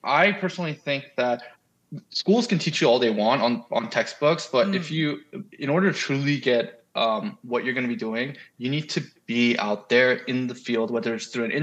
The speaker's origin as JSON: {"language": "English", "country": "United States", "said": "I'm a foreigner, because I'm Korean American. I speak Korean pretty comfortably"}